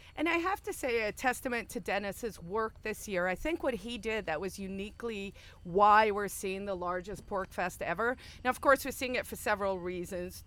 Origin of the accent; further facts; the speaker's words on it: South Africa; moved away as an adult; also born or lived in Silicon Valley / New York City; now in New Hampshire, United States; my origin story is I grew up in South Africa, so under apartheid